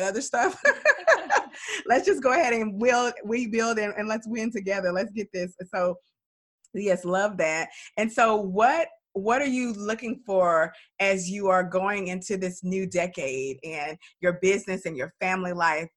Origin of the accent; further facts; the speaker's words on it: Dallas, Texas, United States; I'm from Dallas